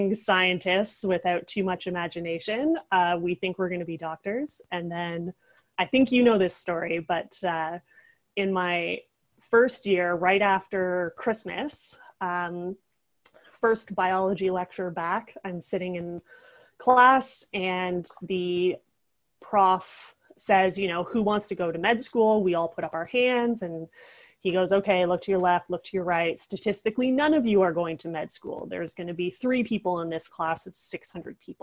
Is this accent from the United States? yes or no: no; Toronto, Ontario, Canada; also born or lived in Halifax; now in Toronto, Canada; I grew up in Scarborough, Ontario